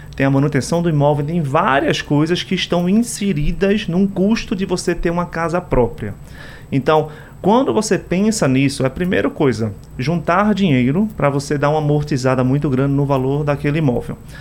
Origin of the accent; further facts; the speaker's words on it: Brazil; como brasileiro